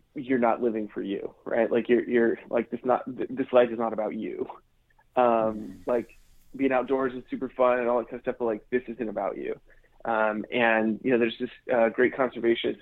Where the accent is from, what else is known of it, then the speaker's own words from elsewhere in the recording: United States; being American